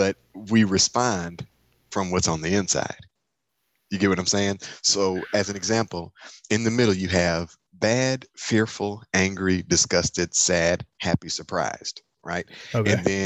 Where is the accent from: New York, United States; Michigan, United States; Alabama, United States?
Michigan, United States; I'm from Michigan